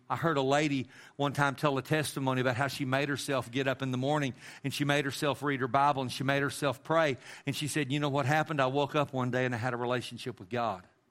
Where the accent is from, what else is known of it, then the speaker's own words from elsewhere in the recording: Amarillo, Texas, United States; growing up in Amarillo, and I lived in Amarillo with my mom and my dad and my brother